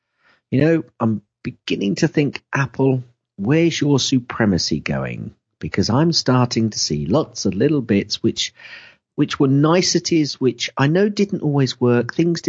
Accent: Kettering, East Midlands, United Kingdom; I'm from Kettering, mate.

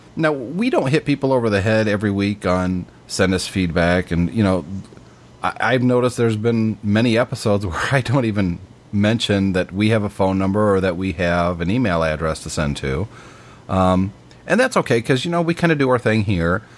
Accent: United States; I'm an American

